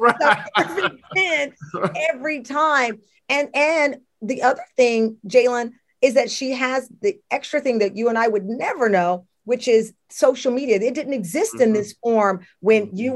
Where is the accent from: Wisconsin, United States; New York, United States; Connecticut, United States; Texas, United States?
Texas, United States; Luling; growing up in Luling, Texas